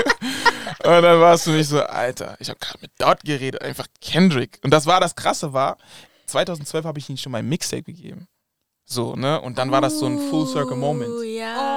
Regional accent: Germany; also born or lived in Kumasi, Ghana (family roots); aus Deutschland zu kommen

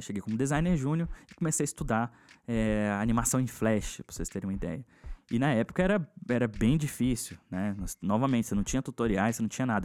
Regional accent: Brasília, Federal District, Brazil; eu sou de Brasília

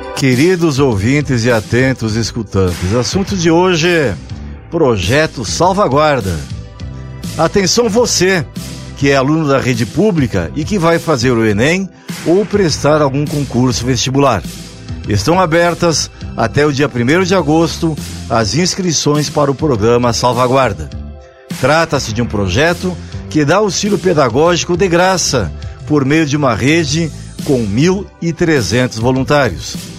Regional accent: Rio Grande do Sul, Brazil; lá da minha terra, Rio Grande do Sul

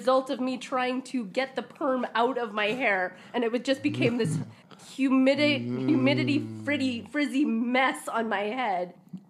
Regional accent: Saskatoon, Saskatchewan, Canada; moved away; It's good old Saskatoon. It's my hometown.

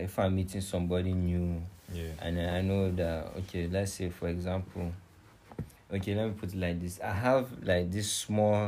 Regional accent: Nigeria; moved away; also born or lived in Leicester / Philippines; I'm from Nigeria

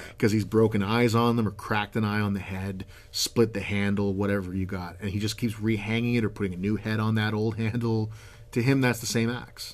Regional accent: Canada; I'm a Canadian.

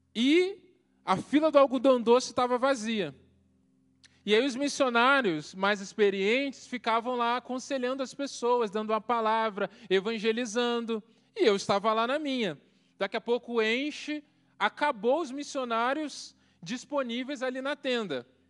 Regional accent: Baixada Fluminense, Rio de Janeiro, Brazil; moved away as an adult; also born or lived in Mamborê, Paraná; now in Paraná, Brazil; Eu cresci na, na Baixada Fluminense

